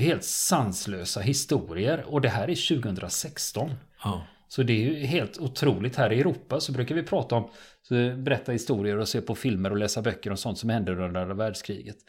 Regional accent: Sweden

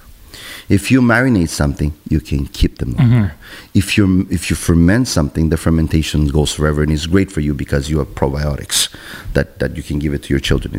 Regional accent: Argentina; also born or lived in Montreal, Canada; now in Canada; I come from Argentina, the land of Italians

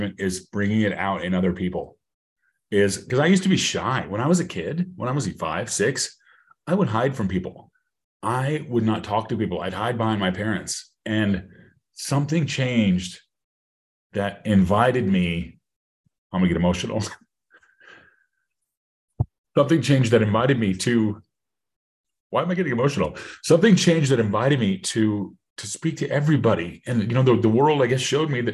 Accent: Colorado, United States; I'm from Colorado. I'm a native of Colorado. Love it here

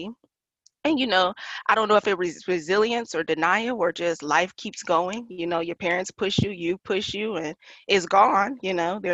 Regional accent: Detroit, Michigan, United States; moved away as an adult; also born or lived in Yuma, Arizona; now in Phoenix, United States; I'm from Detroit, Michigan. I moved from Detroit, Michigan in 2012

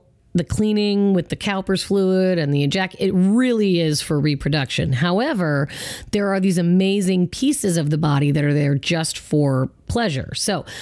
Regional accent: Federal Way, Washington, United States; I went to Federal Way High School

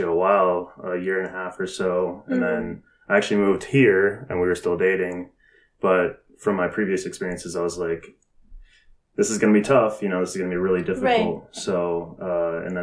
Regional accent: Green Bay, Wisconsin, United States; moved away as an adult; I'm originally from Green Bay, Wisconsin

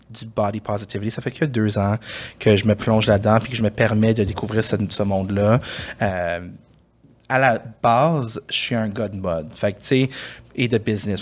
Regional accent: Montreal, Quebec, Canada; J'ai grandi euh, dans le West Island

